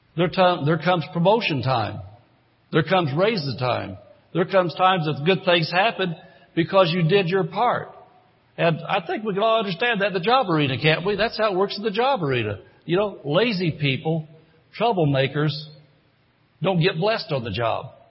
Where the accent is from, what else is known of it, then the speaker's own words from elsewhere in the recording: Indiana, United States; moved away as an adult; I grew up in Indiana. As a matter of fact, I was in Indiana 54 years